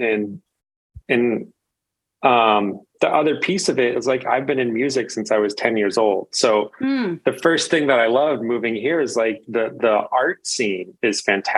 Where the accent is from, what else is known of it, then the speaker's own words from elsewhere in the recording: Illinois, United States; moved away as an adult; now in Minneapolis, United States; I grew up in the Quad Cities, Illinois